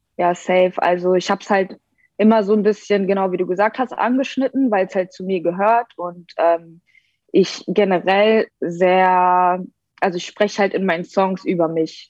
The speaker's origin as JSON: {"language": "German", "region": "Berlin", "country": "Germany", "tie": "born or raised there", "said": "ich bin aus Berlin. Ähm, ich bin mit drei hergezogen, also okay. ich äh, bezeichne mich selbst als Berlinerin"}